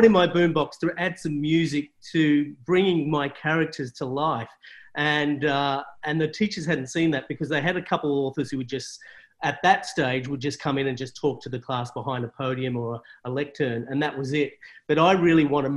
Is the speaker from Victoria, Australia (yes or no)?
yes; country Victoria, Australia; I grew up in country Victoria